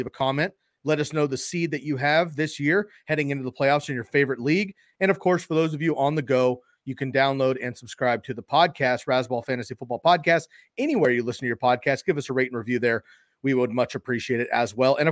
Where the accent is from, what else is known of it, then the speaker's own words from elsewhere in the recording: California, United States; I grew up in California